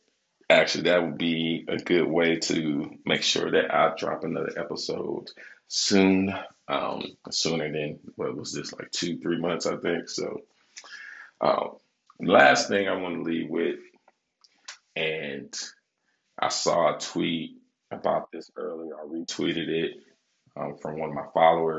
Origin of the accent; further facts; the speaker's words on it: Michigan, United States; Now, I'm from Michigan, right?